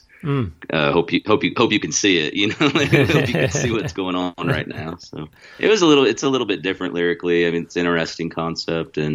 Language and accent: English; Missouri, United States; moved away as an adult; also born or lived in California; I'm from Missouri, and we actually went to the same high school